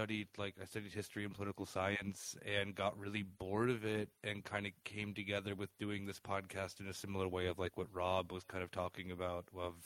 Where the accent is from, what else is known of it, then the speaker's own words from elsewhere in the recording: Arizona, United States; now in Berlin, Germany; I'm from Arizona.